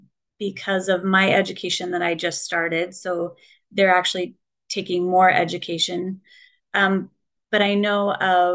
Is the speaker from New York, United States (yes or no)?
no; Colorado, United States; moved away as an adult; now in Minneapolis, United States; I grew up in Colorado, a little small farm town